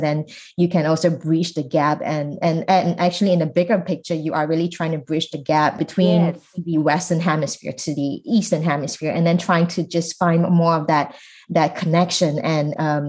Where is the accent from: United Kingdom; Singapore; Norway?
Singapore; moved away as an adult; now in United States; it also made me think about how much I knew about my home country in Singapore.